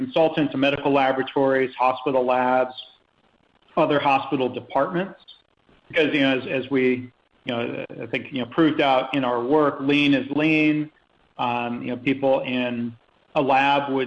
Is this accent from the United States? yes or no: yes; Detroit, Michigan, United States; moved away as an adult; also born or lived in Phoenix; growing up around Detroit